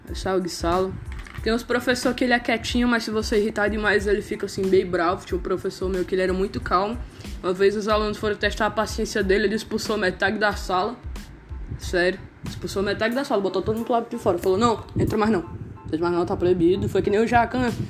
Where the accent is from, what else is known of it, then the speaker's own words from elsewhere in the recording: Northeast Region, Brazil; Eu sou nordestino também, para quem não conhece, eu falo. Sou o que fala mais errado, inclusive.